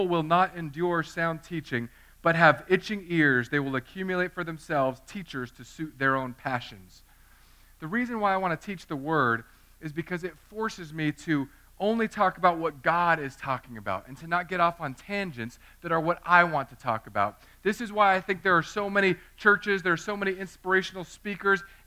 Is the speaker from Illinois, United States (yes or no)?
no; Southern California, United States; I grew up in Southern California.